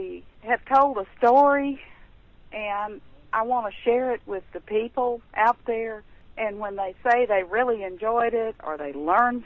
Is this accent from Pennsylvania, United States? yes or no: no; Brownsville, Texas, United States; now in Crockett, United States; I grew up in Brownsville, Texas, which is right on the border by the sea